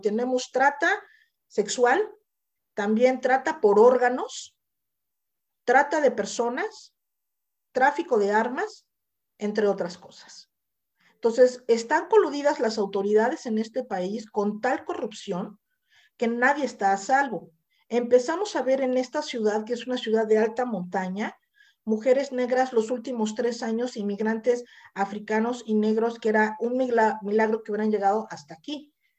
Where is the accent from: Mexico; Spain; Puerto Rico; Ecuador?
Mexico; yo soy mexicana, tengo 54 años